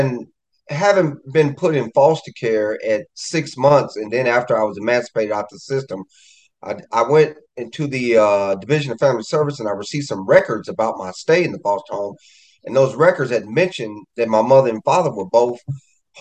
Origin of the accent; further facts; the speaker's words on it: Kansas City, Missouri, United States; I am a resident of my hometown, Kansas City, Missouri.